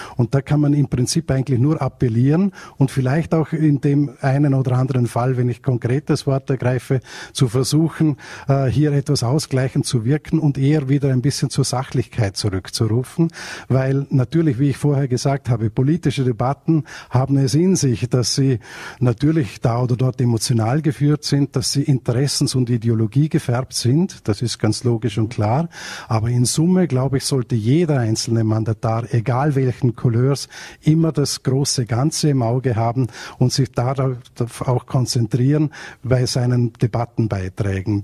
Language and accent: German; Vorarlberg, Austria; ich komme aus Österreich, aus Vorarlberg